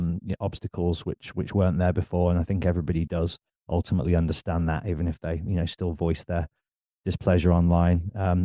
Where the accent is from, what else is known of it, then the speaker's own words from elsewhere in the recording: Birmingham, West Midlands, United Kingdom; now in Bristol, United Kingdom; I'm in Bristol, but I'm kind of here, there, and everywhere. I'm from Birmingham, go to London all the time.